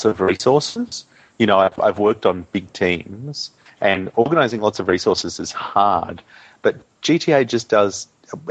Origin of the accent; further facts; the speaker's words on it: Australia; as a boy growing up in Australia and in country Australia too, which is pretty isolated from the rest of the world.